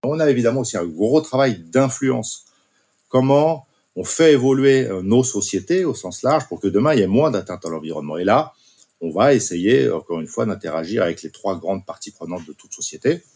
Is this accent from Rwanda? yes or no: no; Basque Country, France; moved away; je suis originaire du Pays Basque et ma femme également